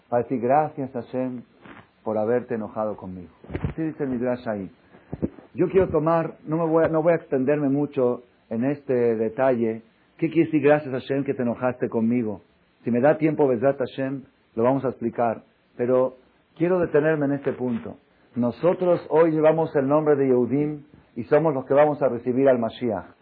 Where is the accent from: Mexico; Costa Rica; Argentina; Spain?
Mexico; Todos los mexicanos venimos de Dan